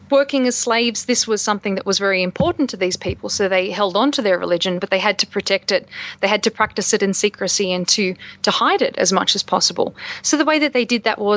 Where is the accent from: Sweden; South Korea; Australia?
Australia; now in United States